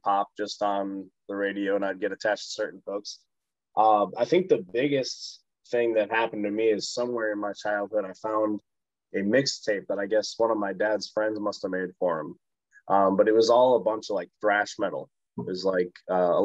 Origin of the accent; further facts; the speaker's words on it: West Bend, Wisconsin, United States; also born or lived in Allenton; now in Milwaukee, United States; So I was born in Milwaukee. I grew up primarily in West Bend.